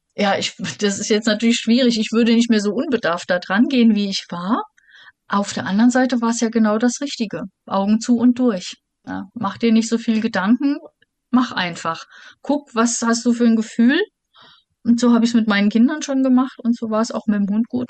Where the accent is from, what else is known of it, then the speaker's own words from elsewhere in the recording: Germany; bezeichne ich mich selber auch lieber als Europäerin als als Deutsche